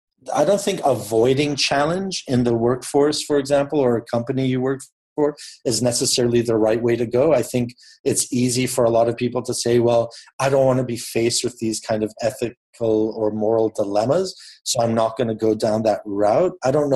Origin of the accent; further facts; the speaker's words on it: Papua New Guinea; I grew up in Papua New Guinea in the Pacific Islands, and I went to an international school.